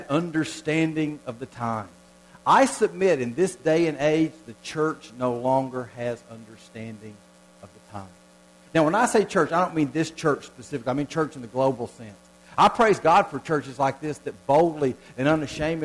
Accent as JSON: {"language": "English", "region": "Southern United States", "country": "United States", "accent": "southern (reckon, ain't, y'all)"}